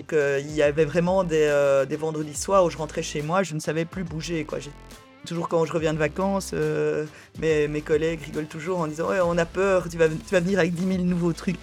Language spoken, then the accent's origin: French; Brussels, Brussels-Capital Region, Belgium; J'étais à l'école à, Bruxelles